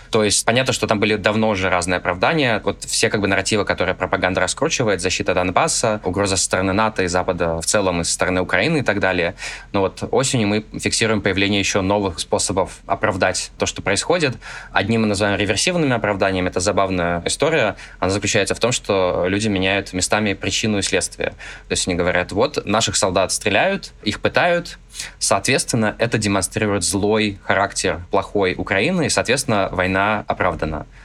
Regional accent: Russia; хотя бы тот факт, что я родился в России, я а русский, это моя страна

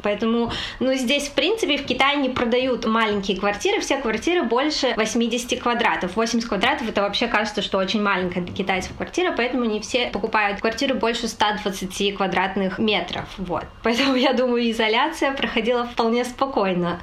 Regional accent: Kazakhstan; now in Tianjin, China; я родом из Казахстана

